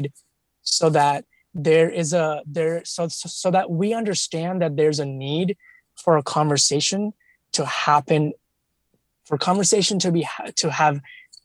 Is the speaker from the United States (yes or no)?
no; India; I come from India